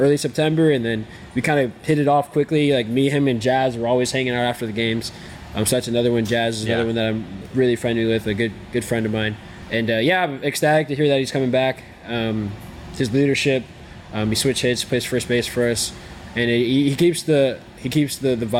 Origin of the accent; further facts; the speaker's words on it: New York, United States; I grew up in New York.